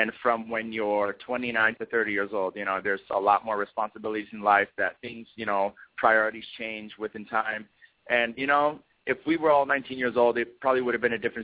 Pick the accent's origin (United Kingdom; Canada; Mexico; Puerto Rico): Puerto Rico; Mayagüez; I was born in Mayagüez, Puerto Rico, which is the west side.